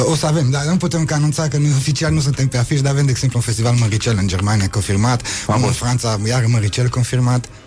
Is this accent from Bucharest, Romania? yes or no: no; Baia Mare, Maramureș County, Romania; Aproape, din Sein Baia Mare